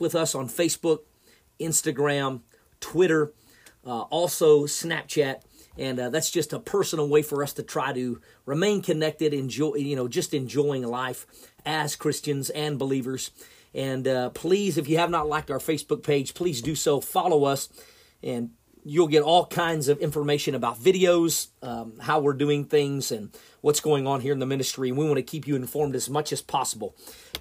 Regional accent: Oklahoma, United States; moved away as an adult; now in Missouri, United States; I grew up in Oklahoma all of my life. I lived there my whole entire life until I got married and moved to Missouri

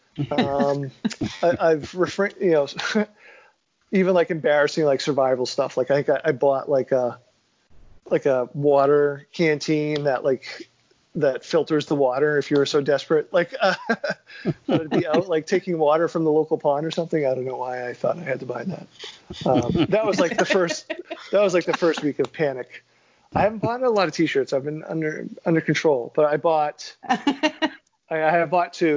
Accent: Beverly, Massachusetts, United States; my hometown where I grew up. That's where my mother lives. It's in Beverly

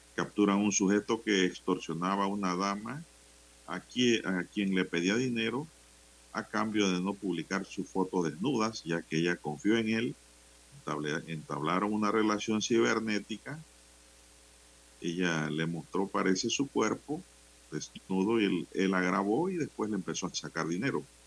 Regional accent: Santiago de Veraguas, Veraguas, Panama; en Santiago de Veragua, mi provincia natal. Veraguas.

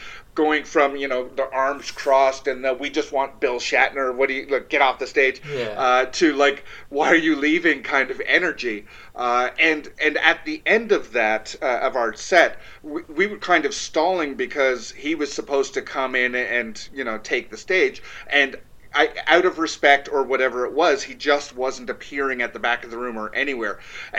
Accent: Toronto, Ontario, Canada; We're from Toronto, so why do they care?

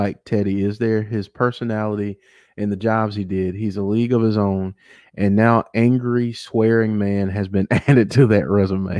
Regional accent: the South, United States; I'm from the South

